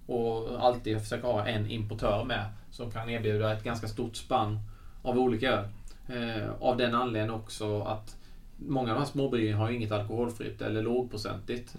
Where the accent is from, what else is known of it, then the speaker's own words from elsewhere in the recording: Svängsta, Blekinge, Sweden; som faktiskt kommer från Svängsta i Karlshamn där jag kommer ifrån